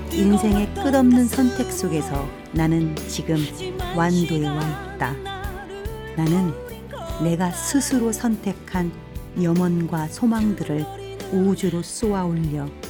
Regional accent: South Korea; 나는 한국 사람이며 한국에 살고 있는데

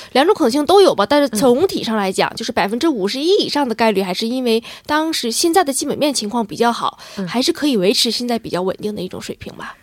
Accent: China; 我现在我们我我国的这种经济情况是下行风险比较大

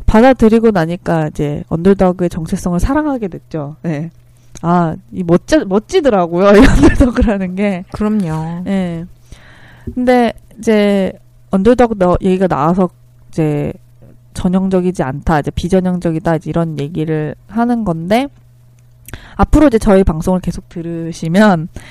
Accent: South Korea; moved away as an adult; also born or lived in Northfield, Minnesota; 한국이라는 잘 알지도 못한 나라에서

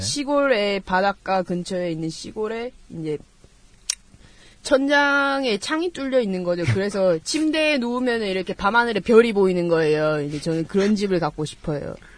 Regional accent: Busan, South Korea; 고향 부산이고요.

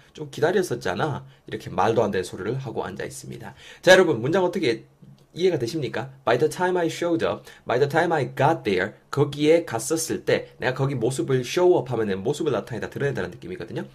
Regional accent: Yeongju, North Gyeongsang, South Korea; moved away as an adult; now in Seoul, South Korea; 원래는 저는 이제 영주에서 나고 자랐죠

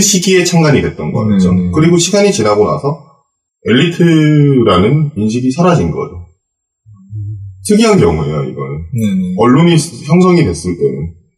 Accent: Gyeongsang, South Korea; 저도 이제 경상도 출신이지만은

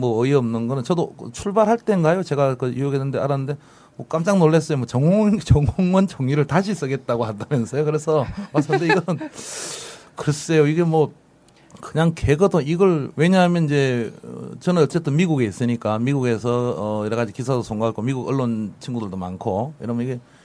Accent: Busan, South Korea; moved away; also born or lived in New York; 고향 부산입니다

